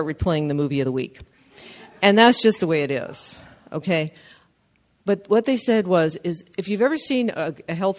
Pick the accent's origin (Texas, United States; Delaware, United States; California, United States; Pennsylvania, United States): California, United States; Southern; first language English; now in San Leandro, United States; I'm from Southern California